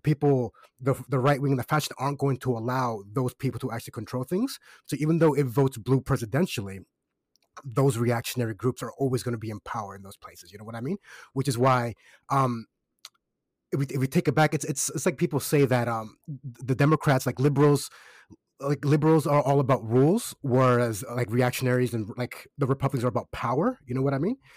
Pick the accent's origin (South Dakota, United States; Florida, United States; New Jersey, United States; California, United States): Florida, United States; Kissimmee; now in Australia; I'm from Kissimmee. That's overwhelmingly Puerto Rican, very Caribbean, very West Indian.